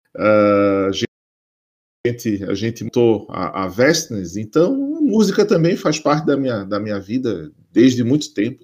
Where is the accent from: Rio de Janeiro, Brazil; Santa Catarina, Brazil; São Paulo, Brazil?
Santa Catarina, Brazil; Florianópolis; eu sou nascido, criado em Floripa